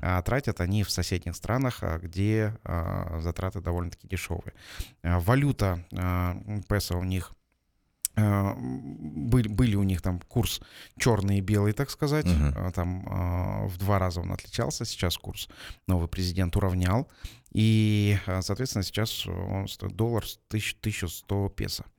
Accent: Almaty, Kazakhstan; я алматинец уже в четвертом поколении, для нас, для алматинцев, такие землетрясения это, собственно, не в новинку.

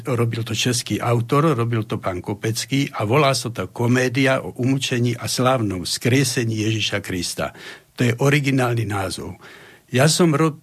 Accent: Slovakia; ja som taký ako Slovák

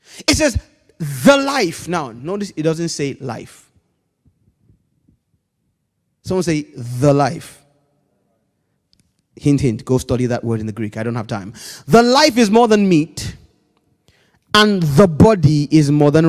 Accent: Nigeria; Growing up in Nigeria, we weren't that wealthy, so we lived in a block of flats

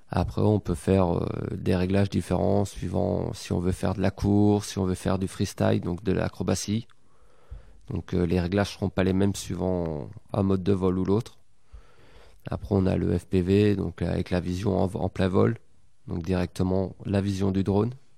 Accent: Belgium; now in Poitiers, France; je suis belge.

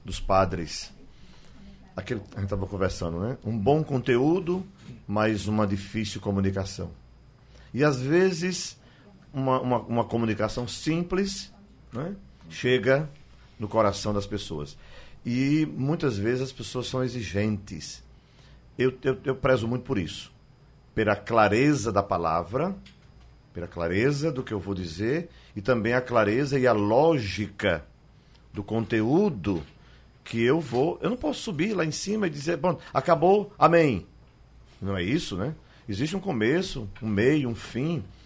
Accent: Campina Grande, Paraíba, Brazil; eu sou de Campina Grande

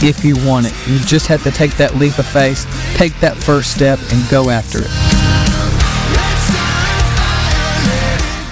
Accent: Glasgow, Kentucky, United States; my hometown of Glasgow, Kentucky

